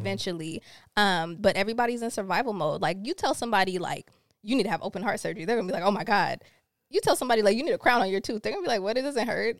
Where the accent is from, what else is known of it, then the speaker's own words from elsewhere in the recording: Rancho Cucamonga, California, United States; also born or lived in Los Angeles / Jamaica (family); I grew up in Rancho Cucamonga, like, Ontario, like, I always went to school in L A, but we always lived out there